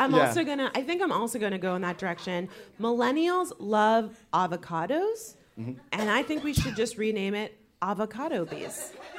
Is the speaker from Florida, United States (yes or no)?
yes; Florida, United States; So that is where we are from, and we feel we are very close to you now that we can share that we are people of Florida.